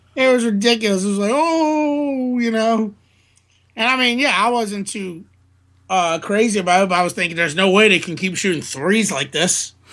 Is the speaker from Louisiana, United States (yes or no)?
yes; New Orleans, Louisiana, United States; born or raised there